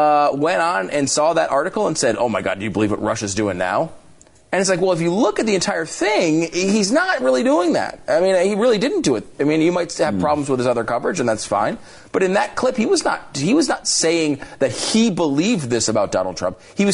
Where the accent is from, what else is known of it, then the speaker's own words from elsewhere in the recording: Canada; other than being just a Canadian sports celebrity in general.